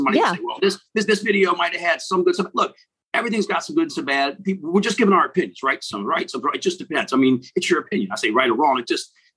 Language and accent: English; United States; I'm sitting there from the States